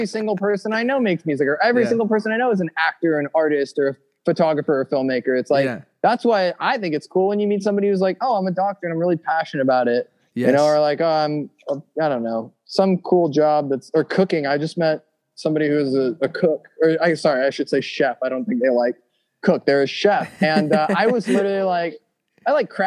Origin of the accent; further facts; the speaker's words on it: Santa Monica, California, United States; Born and raised in Santa Monica